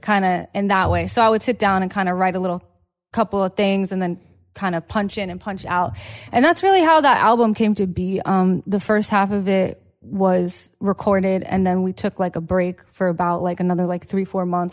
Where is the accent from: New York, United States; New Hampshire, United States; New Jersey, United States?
New York, United States; New York City; I grew up in Brooklyn